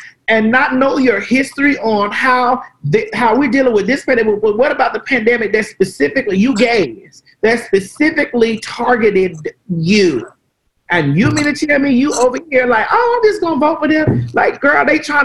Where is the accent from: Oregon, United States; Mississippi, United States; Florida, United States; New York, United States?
Florida, United States; Miami; also born or lived in Atlanta, Georgia; now in Georgia, United States; I'm from Florida